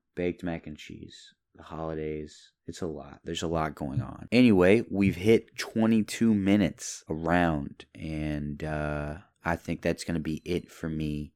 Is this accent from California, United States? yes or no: no; Louisville, Kentucky, United States; I was born in Kentucky, Louisville, Kentucky, and my family is rather Kentuckian.